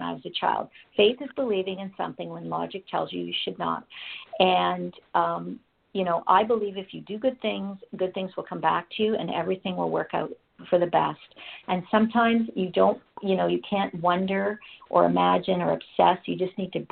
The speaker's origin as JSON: {"language": "English", "country": "Canada", "said": "I'm Canadian, and it became very clear here in Canada"}